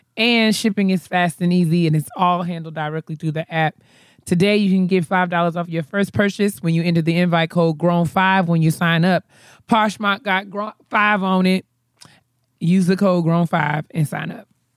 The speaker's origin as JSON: {"language": "English", "region": "New York", "country": "United States", "said": "I'm from New York"}